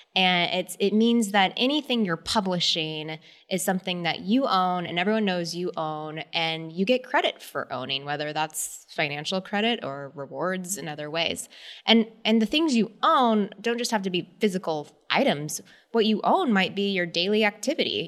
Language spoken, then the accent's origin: English; San Antonio, Texas, United States; I am a girl from Texas, so I definitely grew up in the outdoors